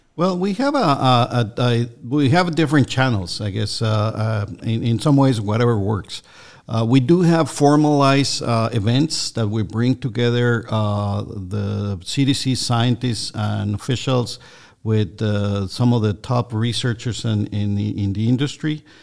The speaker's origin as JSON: {"language": "English", "country": "Mexico", "tie": "born or raised there", "also_born_or_lived": "Minnesota, United States", "moved": "as an adult", "lives_now": "Georgia, United States", "said": "I'm originally from Mexico"}